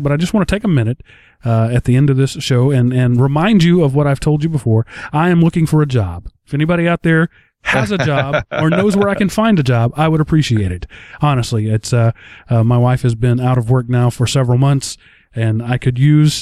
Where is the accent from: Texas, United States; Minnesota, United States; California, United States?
Texas, United States; also born or lived in Dallas area; we're from Texas